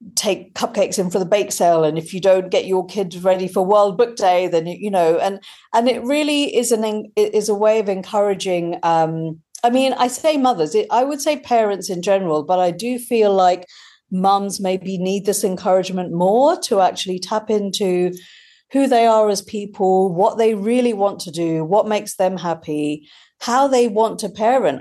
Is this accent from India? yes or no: yes; India; now in United Kingdom; growing up in India and kind of feeling across two cultures